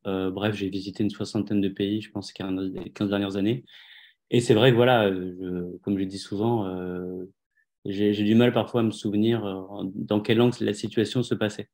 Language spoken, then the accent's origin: French; Le Perreux-sur-Marne, Île-de-France, France; je suis né, je suis né en France en 81